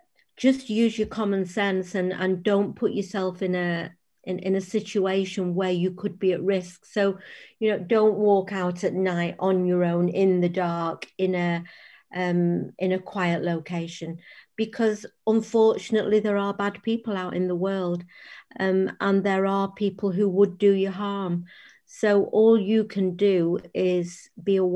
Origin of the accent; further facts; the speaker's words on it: Sale, North West England, United Kingdom; also born or lived in Timperley; I grew up in Sale and in Timperley, and I went to Sale Girls Grammar School, which is still there.